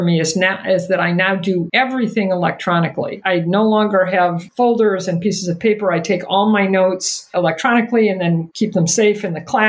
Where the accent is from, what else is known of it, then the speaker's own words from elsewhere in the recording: Omaha, Nebraska, United States; I grew up in Omaha